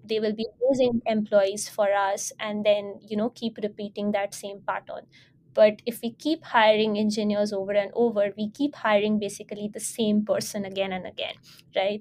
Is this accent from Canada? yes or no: no; India; I identify myself as an Indian not because of emotional identity as Indian, but because for administrative purposes, I need to belong to a certain country